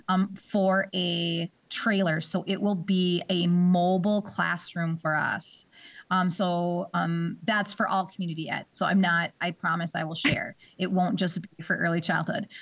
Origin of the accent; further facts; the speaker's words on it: Bemidji, Minnesota, United States; moved away; I'm not from this area. I'm from, um, up north. I'm from Bemidji, Minnesota.